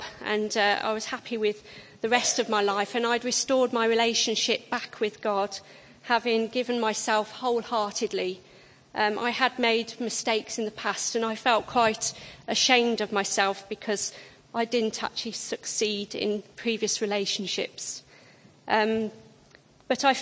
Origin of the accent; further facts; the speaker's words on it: Southam, West Midlands, United Kingdom; I come from Southam, and in September 2002, I came to Streams